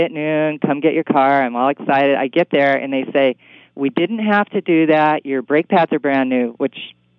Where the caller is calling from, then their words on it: Seattle, Washington, United States